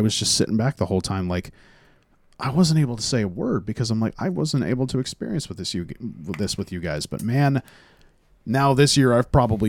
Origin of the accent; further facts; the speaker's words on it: Coos Bay, Oregon, United States; also born or lived in Eugene, Oregon; the dudes from Pete's Pizza found out that I was from Oregon